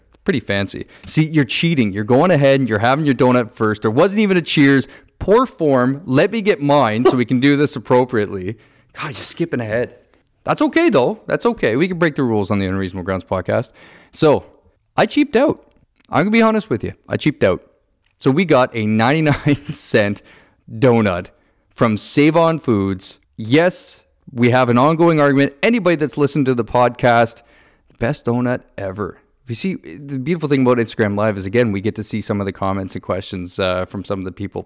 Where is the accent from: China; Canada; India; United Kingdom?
Canada; Niagara, Ontario; I grew up in Niagara